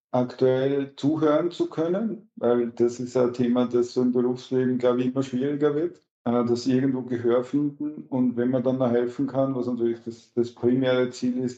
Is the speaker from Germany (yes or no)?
no; Lower Austria, Austria; also born or lived in Vienna; Ja, erstens immer mein Heimatbundesland, immer gewesen, auch wenn ich bei einem Studium in Wien eine Wohnung hatte.